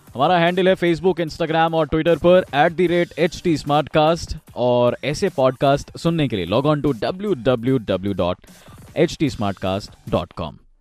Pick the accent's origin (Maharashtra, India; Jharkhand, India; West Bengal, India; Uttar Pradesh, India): Uttar Pradesh, India; Kanpur; हमारे कानपुर शहर में